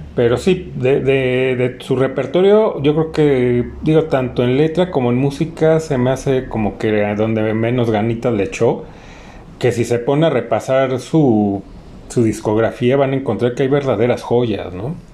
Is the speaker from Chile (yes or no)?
no; Mexico; como mexicanos